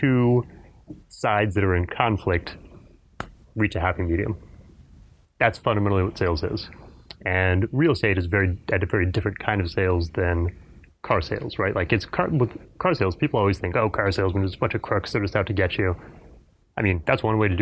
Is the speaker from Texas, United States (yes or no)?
yes; Fort Worth, Texas, United States; also born or lived in Houston, Texas; I've been in Texas my entire life. I grew up in Fort Worth, went to college in Houston.